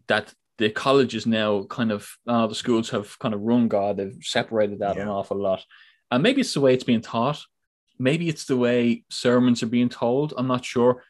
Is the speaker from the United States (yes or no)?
no; Ireland; I come from Ireland, so big heavy Catholic um, background there